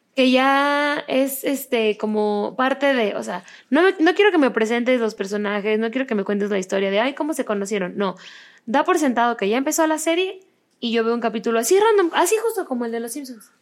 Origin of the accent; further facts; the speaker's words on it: Mexico; yo soy de México